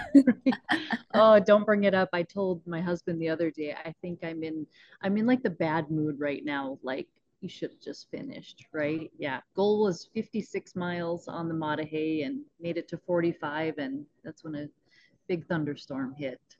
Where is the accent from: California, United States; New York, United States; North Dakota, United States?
North Dakota, United States; Northwest; we're up in Northwest North Dakota.